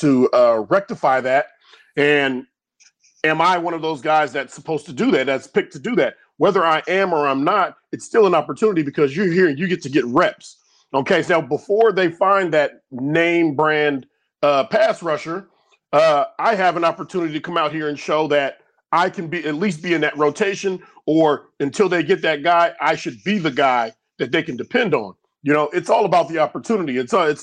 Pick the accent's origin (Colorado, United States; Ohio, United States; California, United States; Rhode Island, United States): California, United States; Sacramento; now in Chicago, United States; growing up in Sacramento